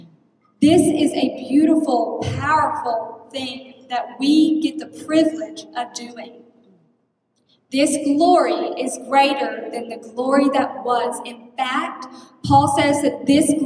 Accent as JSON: {"language": "English", "region": "Texas", "country": "United States", "moved": "as an adult", "lives_now": "Ohio, United States", "said": "I'm from Texas"}